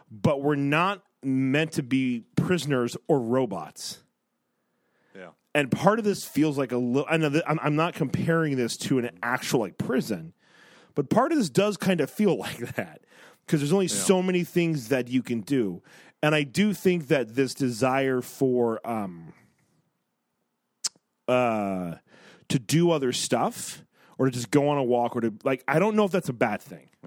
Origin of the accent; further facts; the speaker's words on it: Texas, United States; I'm a Texan, not a Texarkana.